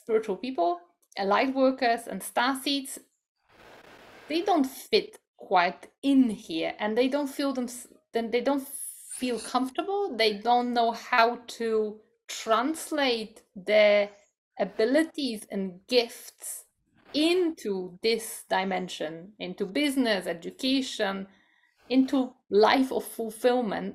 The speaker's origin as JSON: {"language": "English", "country": "Poland", "moved": "yes", "said": "I come from Poland, which is also a Catholic country"}